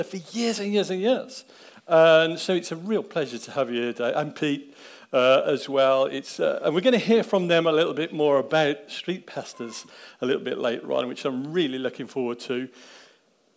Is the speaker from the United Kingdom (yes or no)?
yes; Daventry, East Midlands, United Kingdom; I grew up in Daventry. I grew up on the Southbrook estate. Actually, I was born in the house